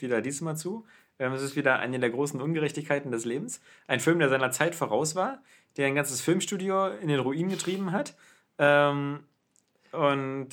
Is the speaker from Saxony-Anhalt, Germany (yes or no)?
no; Berlin, Germany; ich bin selber ähm, in West-Berlin aufgewachsen. Ich bin ja in West-Berlin geboren.